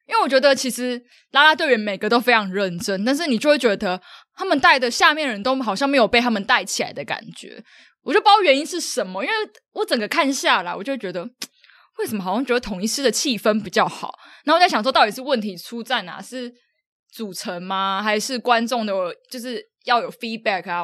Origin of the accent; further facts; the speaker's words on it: southern Taiwan, Taiwan; 因为我是南部人